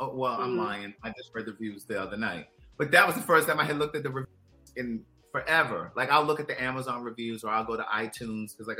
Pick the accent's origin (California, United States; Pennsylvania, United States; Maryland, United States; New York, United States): Maryland, United States; Baltimore; my story begins May 4th, 1976 in Baltimore, Maryland